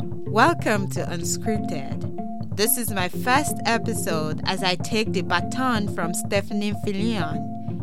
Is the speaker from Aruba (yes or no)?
no; Nigeria; moved away as an adult; I worked with the BBC in my home country, Nigeria.